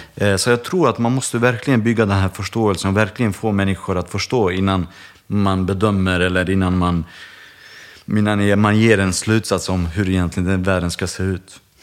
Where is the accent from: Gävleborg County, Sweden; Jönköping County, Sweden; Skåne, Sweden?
Skåne, Sweden; Landskrona; när vi var små i Landskrona